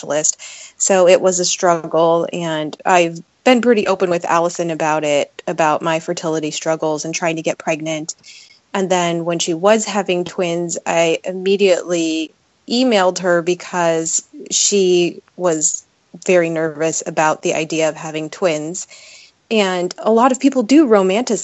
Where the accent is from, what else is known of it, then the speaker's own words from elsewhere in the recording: Las Vegas, Nevada, United States; moved away as an adult; now in Seattle, United States; I was born and raised in Las Vegas. I moved here to go to college.